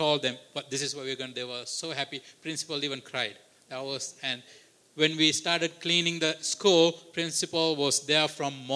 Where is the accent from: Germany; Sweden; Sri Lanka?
Sri Lanka; also born or lived in Canada; as a Sri Lankan, as a Canadian.